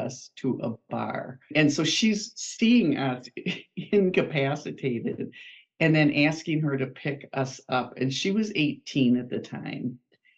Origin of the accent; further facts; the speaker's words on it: Wisconsin, United States; I am a Wisconsinite, which you'll pick up from my accent in about 2 seconds. I have lived in this area all of my life, a small town in Wisconsin